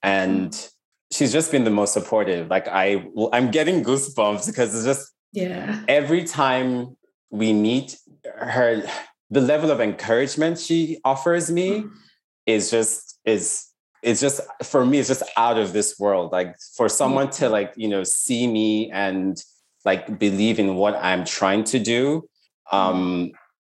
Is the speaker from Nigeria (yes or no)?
yes; Lagos, Nigeria; I grew up in Lagos, in Nigeria